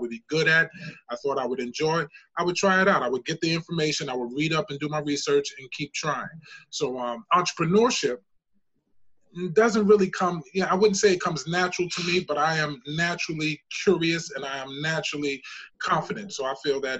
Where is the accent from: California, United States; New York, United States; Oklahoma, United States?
New York, United States; New York City; I'm originally from the Bronx, South Bronx, 167th and College Avenue.